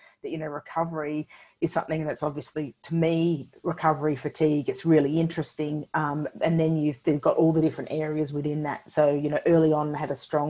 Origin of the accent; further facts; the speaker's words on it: Sunshine Coast, Queensland, Australia; moved away as an adult; also born or lived in Birmingham, United Kingdom / Canberra; I grew up on the Sunshine Coast and moved to Canberra.